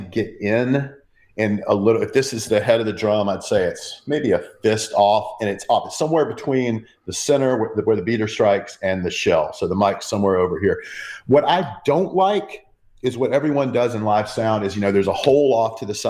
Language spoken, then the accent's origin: English; Athens, Georgia, United States; my hometown of Athens, Georgia